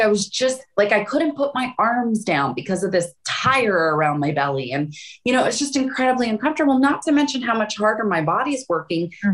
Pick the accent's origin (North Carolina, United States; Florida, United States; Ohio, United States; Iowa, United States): Florida, United States; moved away; also born or lived in Hawaii / Phoenix; I grew up in Florida.